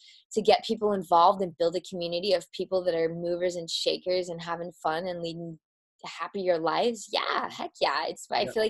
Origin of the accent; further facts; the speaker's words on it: Midwest, United States; I'm from the Midwest